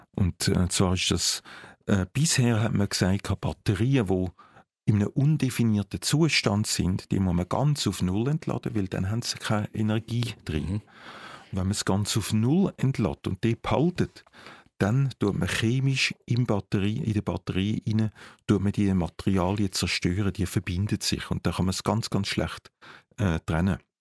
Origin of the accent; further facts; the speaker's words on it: Zurich, Switzerland; ich als Zürcher